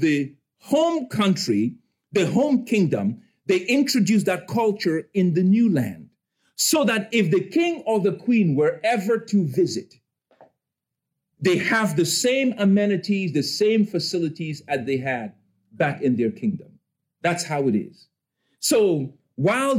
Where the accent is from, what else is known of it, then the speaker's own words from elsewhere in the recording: Cameroon; moved away; I'm from Cameroon in West Africa